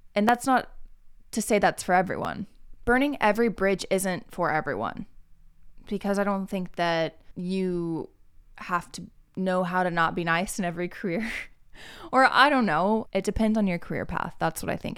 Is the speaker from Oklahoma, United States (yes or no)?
yes; Oklahoma, United States; moved away; also born or lived in Texas (family); I love being Midwestern. I love being, like, a okie.